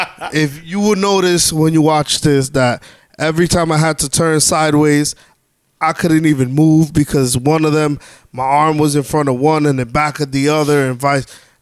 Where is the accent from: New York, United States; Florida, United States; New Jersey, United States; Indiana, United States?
New York, United States; I'm a New York fan. I'm a New Yorker.